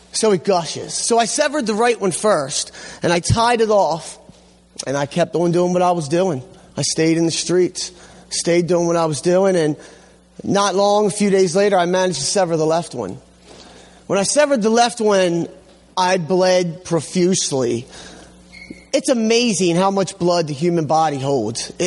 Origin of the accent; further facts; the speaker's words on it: Hamden, Connecticut, United States; I grew up here in Hamden